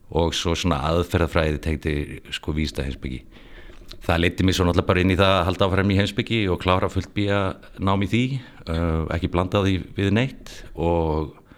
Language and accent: Icelandic; Reykjavík, Capital Region, Iceland; moved away as an adult; ég er alveg upp í Fossvói eh, og var þar að eh, bjóð tömstöðum, Kurlandi fyrst og svo Bjarmalandi